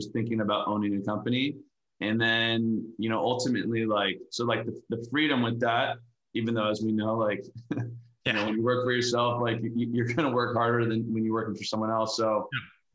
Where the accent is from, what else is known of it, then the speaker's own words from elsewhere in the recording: Valencia, California, United States; Valencia, which is just an hour outside